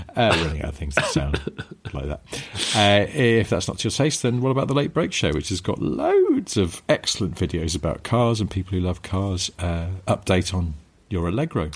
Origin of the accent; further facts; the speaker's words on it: England, United Kingdom; I'm English